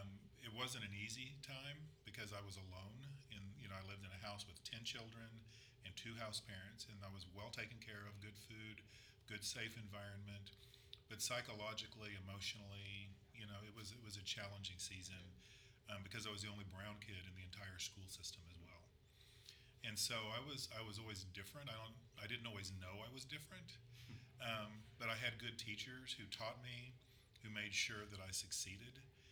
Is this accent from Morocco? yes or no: yes; Casablanca, Casablanca-Settat, Morocco; born there; So I was born in Morocco, Casablanca, on Thanksgiving Day, 1961.